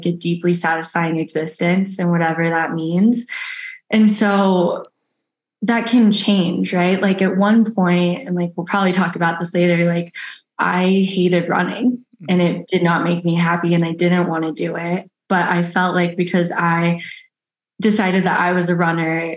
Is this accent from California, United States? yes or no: yes; Redding, California, United States; now in Truckee, United States; I grew up in Redding, California. So Northern California.